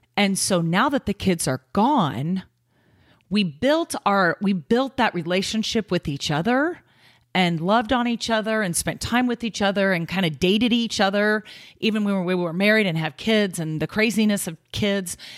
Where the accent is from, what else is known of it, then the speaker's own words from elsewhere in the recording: Kansas City, United States; moved away as an adult; now in Omaha, United States; we came from Kansas City, where we both grew up, all our lives